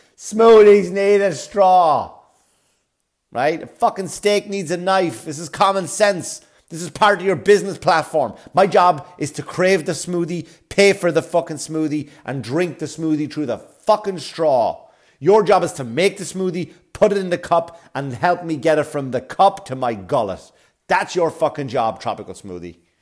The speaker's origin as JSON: {"language": "English", "town": "Wexford", "region": "Leinster", "country": "Ireland", "tie": "born or raised there", "moved": "yes", "lives_now": "New York, United States", "said": "I'm in Wexford town. I'm back in my hometown."}